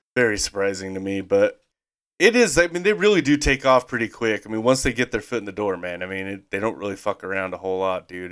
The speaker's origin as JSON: {"language": "English", "region": "Idaho", "country": "United States", "tie": "born or raised there", "said": "we grew up in Idaho"}